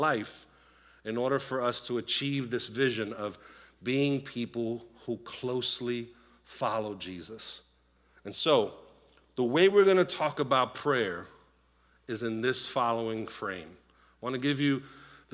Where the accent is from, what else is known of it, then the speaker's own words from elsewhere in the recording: Puerto Rico; moved away; I was born in Puerto Rico, grew up in a Latino home